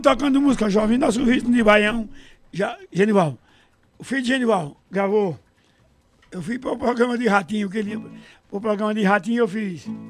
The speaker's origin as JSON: {"language": "Portuguese", "town": "Caruaru", "region": "Pernambuco", "country": "Brazil", "tie": "born or raised there", "said": "Matuto do Alto Moura, que eu nasci no Alto Moura"}